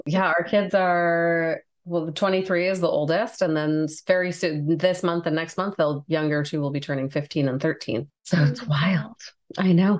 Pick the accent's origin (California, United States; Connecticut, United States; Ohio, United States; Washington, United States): California, United States; my brothers and i were all born here in california